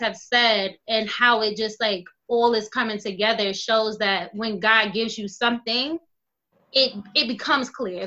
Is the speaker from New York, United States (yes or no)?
yes; New York City, New York, United States; I'm from Brownsville